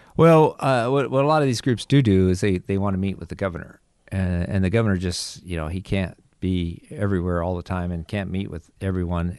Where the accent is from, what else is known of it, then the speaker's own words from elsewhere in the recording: Nebraska, United States; moved away; also born or lived in New Mexico; I'm from Nebraska